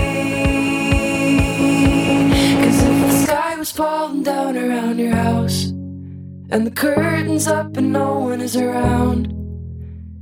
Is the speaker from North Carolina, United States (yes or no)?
yes; North Carolina, United States; moved away as an adult; also born or lived in California; now in Los Angeles, United States; my home state has a lot of really weird alcohol laws